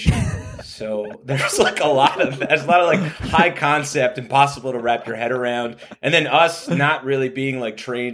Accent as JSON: {"language": "English", "region": "New Jersey", "country": "United States", "tie": "born or raised there", "said": "growing up in Jersey, close to New York"}